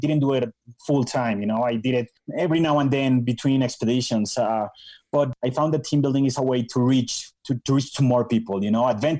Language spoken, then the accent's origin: English; Bogota, Colombia; moved away as an adult; also born or lived in Minnesota, United States; I was born and raised in Bogota, Colombia